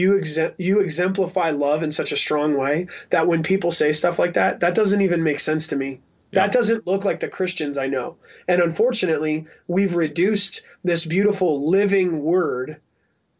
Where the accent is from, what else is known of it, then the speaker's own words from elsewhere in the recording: Salt Lake City, Utah, United States; I'm also from the Salt Lake City hardcore scene